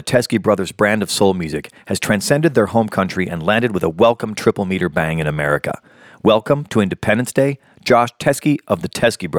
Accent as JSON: {"language": "English", "town": "Chicago", "region": "Illinois", "country": "United States", "tie": "born or raised there", "said": "I grew up in the Midwest part of the United States, in the center part in Chicago, the Great Lakes region."}